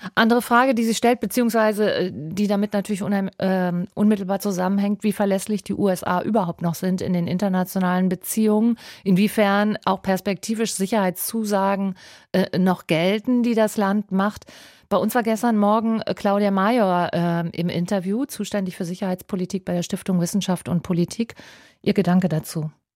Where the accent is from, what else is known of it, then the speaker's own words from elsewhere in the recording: Rhineland, Germany; moved away; ich komme ja aus dem Rheinland